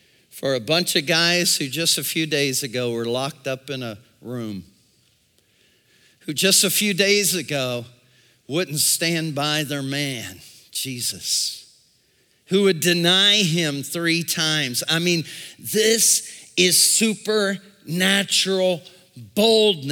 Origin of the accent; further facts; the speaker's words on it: United States; I was born in America